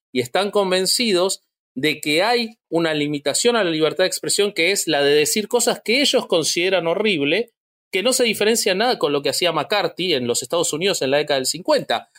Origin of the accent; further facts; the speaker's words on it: Argentina; yo siendo de la Argentina